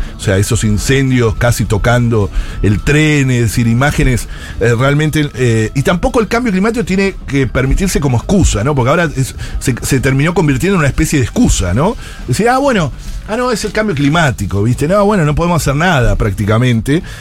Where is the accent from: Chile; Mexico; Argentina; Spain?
Argentina